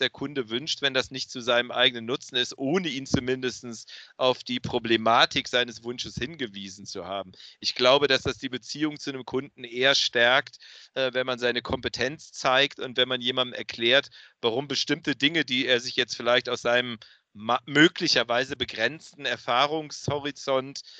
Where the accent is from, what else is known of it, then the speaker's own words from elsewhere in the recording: Cologne, North Rhine-Westphalia, Germany; Ich als Rheinländer, als echter Kölner, rede natürlich nur über Niederrhein.